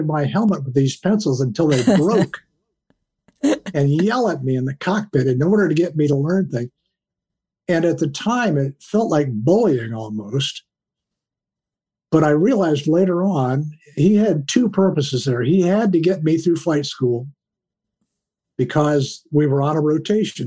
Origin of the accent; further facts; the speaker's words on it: Columbus, Ohio, United States; I grew up in Columbus, Ohio